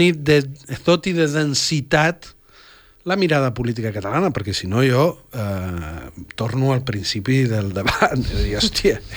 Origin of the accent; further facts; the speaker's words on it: Catalonia, Spain; qui són els catalans, qui som els catalans, de què estem fets, quin, quin lloc ocupem.